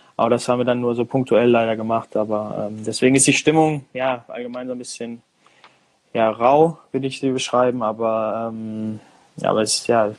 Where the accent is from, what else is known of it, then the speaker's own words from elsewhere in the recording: Germany; moved away as an adult; now in United States; ich bin in Deutschland geboren